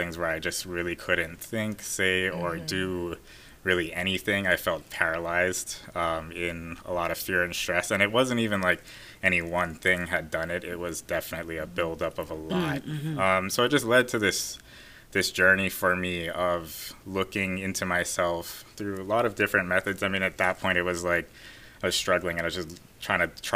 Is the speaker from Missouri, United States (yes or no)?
no; Oahu, Hawaii, United States; I was born and raised here in Oahu.